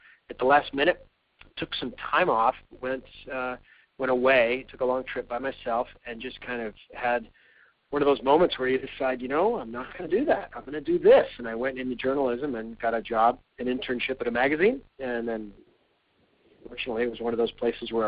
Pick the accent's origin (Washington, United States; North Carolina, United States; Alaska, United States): Alaska, United States; moved away; I grew up in Alaska